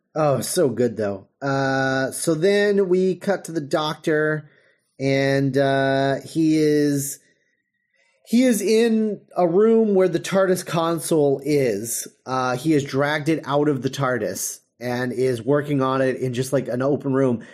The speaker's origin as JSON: {"language": "English", "country": "United States", "said": "we're, um, automatically dismissed because we're American."}